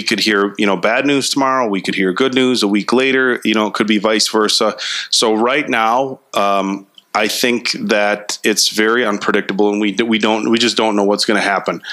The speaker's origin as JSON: {"language": "English", "town": "Little Chute", "region": "Wisconsin", "country": "United States", "tie": "born or raised there", "said": "I grew up in Little Chute"}